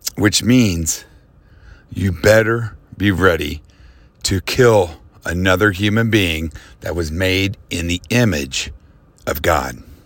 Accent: United States; as an American

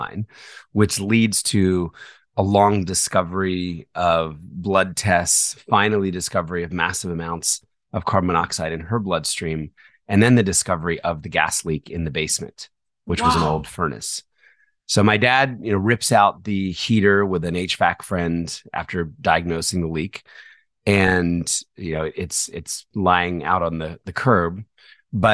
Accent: New Jersey, United States; also born or lived in Philadelphia; I was born in Philadelphia. Okay. And then when I was 4, my parents moved to South Jersey.

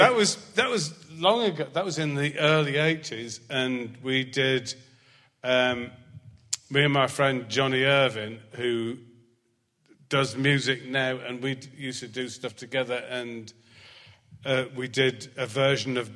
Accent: Scotland, United Kingdom; I mean, mind you, I'm Scottish.

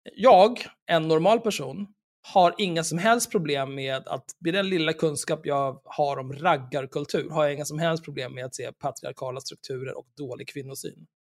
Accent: Stockholm, Stockholm County, Sweden; jag är född och uppvuxen i Stockholm

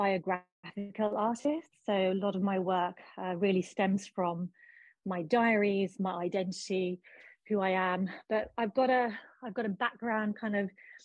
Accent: London, United Kingdom; also born or lived in Pakistan; I was born in London, but raised in London and Pakistan

